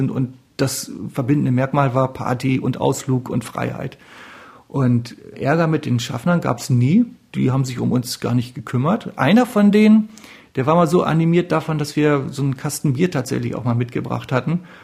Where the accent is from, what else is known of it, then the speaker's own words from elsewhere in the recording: Northern Germany, Germany; hat den Rhein zum ersten Mal gesehen, als Norddeutscher, was ganz toll ist.